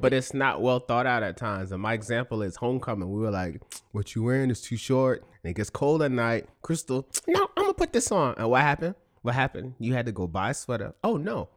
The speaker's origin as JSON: {"language": "English", "town": "New York City", "region": "New York", "country": "United States", "tie": "born or raised there", "said": "we're both from the Bronx"}